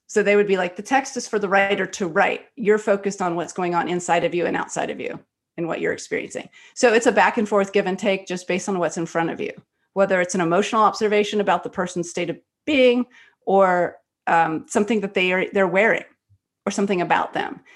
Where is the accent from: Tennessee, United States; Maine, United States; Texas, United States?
Texas, United States; Texas Gulf Coast, United States; I was born in Texas on the Gulf Coast